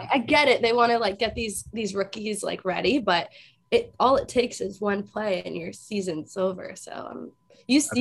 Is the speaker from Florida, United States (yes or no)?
yes; South Florida, United States; I'm from South Florida